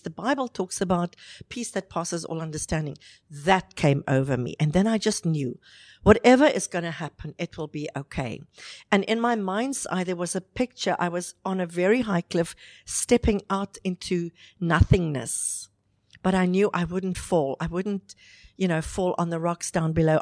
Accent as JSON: {"language": "English", "country": "South Africa", "moved": "as an adult", "lives_now": "Dubai, United Arab Emirates", "said": "I'm South African. I've been in Dubai now for 11 years"}